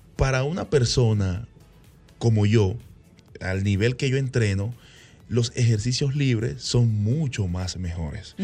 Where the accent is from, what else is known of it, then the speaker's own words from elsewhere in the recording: Venezuela; moved away as an adult; now in Dominican Republic; mi país natal, Venezuela, donde nací